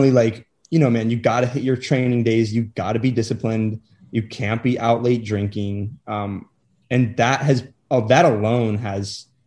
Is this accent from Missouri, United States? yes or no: yes; Kansas City, Missouri, United States; I came from Kansas City